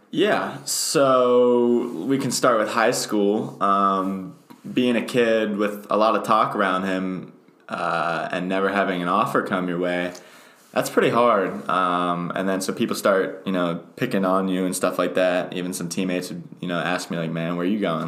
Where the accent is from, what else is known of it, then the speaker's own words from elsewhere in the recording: State College, Pennsylvania, United States; I'm actually from State College. I've lived here my entire life